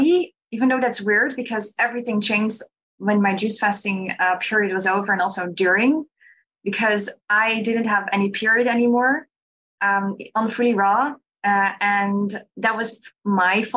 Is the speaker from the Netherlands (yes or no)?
yes; Netherlands; I'm from Holland